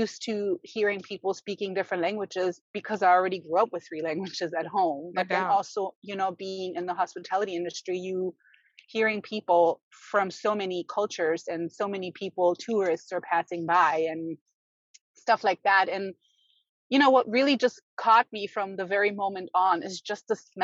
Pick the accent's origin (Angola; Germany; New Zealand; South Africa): Germany; also born or lived in Berlin; now in United States; I was born and raised in Germany